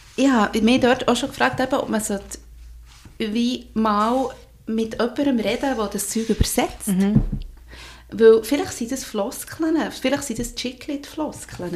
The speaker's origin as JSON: {"language": "German", "region": "Bern", "country": "Switzerland", "accent": "Berndeutsch"}